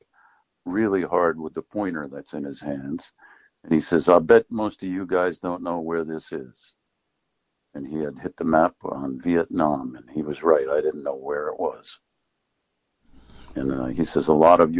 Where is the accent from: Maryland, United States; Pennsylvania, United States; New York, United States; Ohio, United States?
New York, United States; New Paltz; also born or lived in Maine; I grew up in New Paltz, New York, which is where I'm speaking from at the moment. And I was born here, and I spent most of my life here